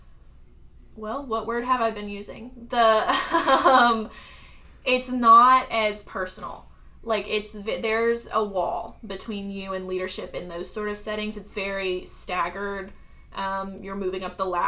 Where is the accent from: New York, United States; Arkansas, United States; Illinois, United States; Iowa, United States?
Arkansas, United States; moved away as an adult; also born or lived in Florida / South Carolina; now in Charleston, United States; I grew up in Arkansas